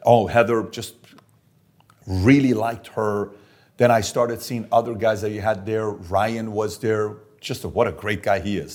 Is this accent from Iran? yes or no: yes; Iran; moved away; I'm Armenian and I'm Assyrian, born and raised in Iran